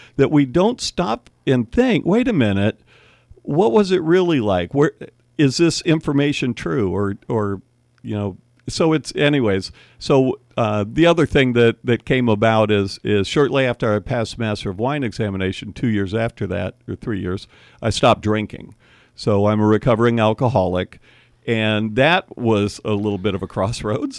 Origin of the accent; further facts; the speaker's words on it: Miami, Florida, United States; also born or lived in Cleveland; now in Napa Valley, United States; we moved from Cleveland to Miami in, like, nineteen fifty-seven